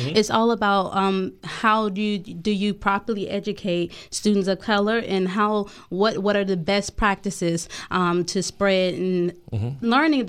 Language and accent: English; Nashville, Tennessee, United States; now in Washington, United States; Okay, I am not from the DMV area, but I'm almost like been here longer than I have lived in my hometown. I'm originally from Nashville, Tennessee.